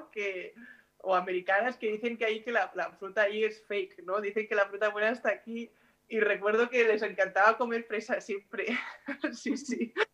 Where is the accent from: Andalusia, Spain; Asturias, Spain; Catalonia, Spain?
Catalonia, Spain; Mataró; moved away as an adult; also born or lived in Cáceres / Bembibre / Huelva / Girona; now in Guernica, Spain; cuando me fui de casa al 18, mis padres siempre me decían, no te puedes ir más lejos, ¿no? Porque primero me fui a Cáceres, que estaba muy lejos de Mataró, luego me fui a Benvibre también, a Huelva